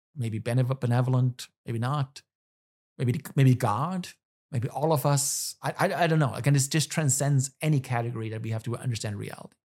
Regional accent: Germany; moved away as an adult; now in United States; I'm from Germany.

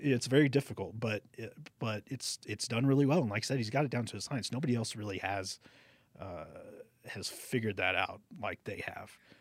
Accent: Alice, Texas, United States; moved away as an adult; also born or lived in Corpus Christi, Texas / McAllen, Texas; now in Albuquerque, United States; I'm from Alice, Texas, which is just outside of Corpus Christi

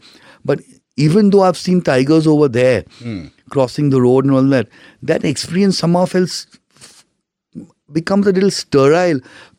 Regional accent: Mumbai, Maharashtra, India; I'm from Bombay.

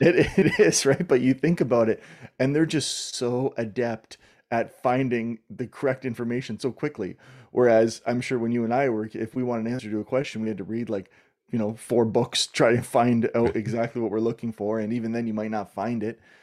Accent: Southern Ontario, Canada; moved away as an adult; also born or lived in New York / California / Australia; I grew up in Southern Ontario, in Canada

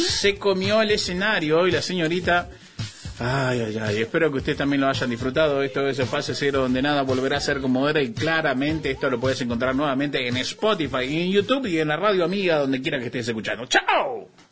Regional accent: Clorinda, Formosa, Argentina; soy del interior, soy de Clorinda Formosa

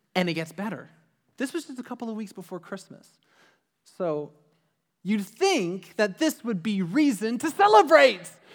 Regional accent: Ajax, Ontario, Canada; we grew up in the Durham region. I lived, I lived in Ajax

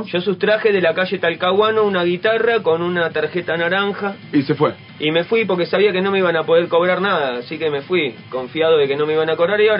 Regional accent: Buenos Aires, Argentina; born there; No, yo nací en Boedo, eh, barrio de Bardero.

